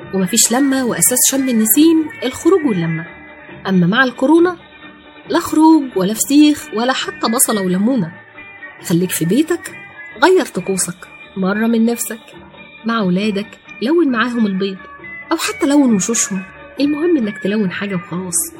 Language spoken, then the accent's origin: Arabic; Egypt; احنا كمصريين بنحتفل بعيد الربيع